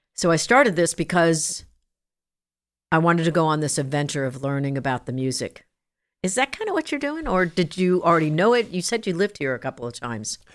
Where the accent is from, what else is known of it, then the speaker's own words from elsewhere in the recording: New Jersey, United States; moved away; also born or lived in Long Island, New York / Kansas; I was born in Long Island, raised in New Jersey, that kind of good stuff, Jersey girl